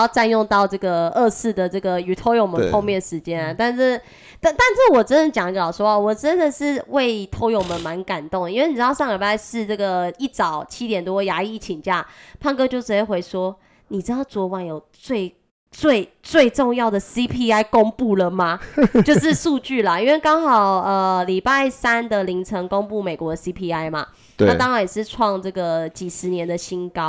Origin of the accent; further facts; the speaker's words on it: Taiwan; accent: Taiwanese Mandarin; 我是台湾国语界最正的俏妞。